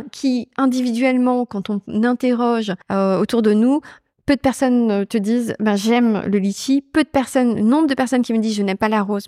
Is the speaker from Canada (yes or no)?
no; Brittany, France; moved away; also born or lived in Japan; la Bretagne qui est, on va dire, que j'ai que j'ai quittée assez tôt finalement, mais qui me définit aussi beaucoup, entourée euh, d'une famille de gastronomes, euh, avec le produit au cœur de mon enfance